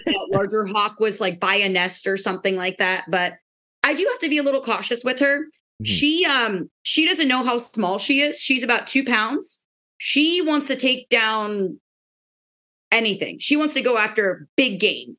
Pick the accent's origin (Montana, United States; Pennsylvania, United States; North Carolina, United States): Pennsylvania, United States; moved away as an adult; now in Florida, United States; I'm from Pennsylvania originally